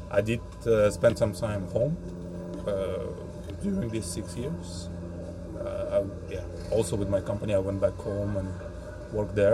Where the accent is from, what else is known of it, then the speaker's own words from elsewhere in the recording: Kazan, Tatarstan, Russia; moved away as an adult; now in Denmark; when I travel back home to Kazan.